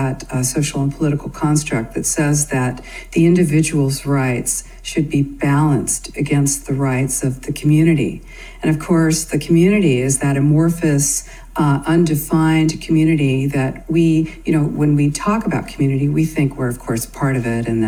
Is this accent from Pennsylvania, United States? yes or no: no; California, United States; I'm from the United States, California